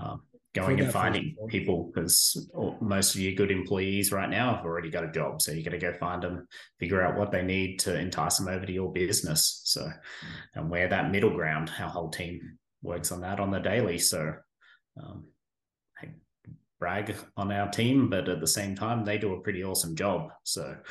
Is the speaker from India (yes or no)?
no; Australia; moved away as an adult; now in Caldwell, United States; grew up in Australia, spent 15 years serving in the Australian military over there